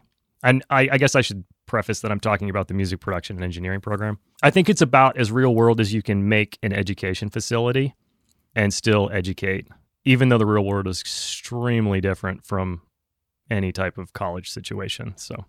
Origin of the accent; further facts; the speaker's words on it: North Carolina, United States; Nashville made a lot of sense to me because I grew up in North Carolina. It was closer to home.